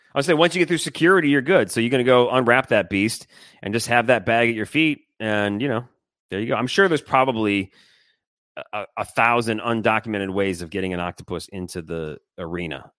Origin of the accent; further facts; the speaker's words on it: Michigan, United States; I grew up in Michigan